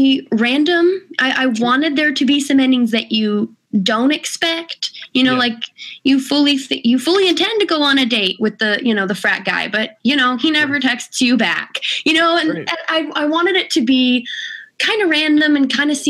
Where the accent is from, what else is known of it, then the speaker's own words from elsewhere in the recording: California, United States; I'm from California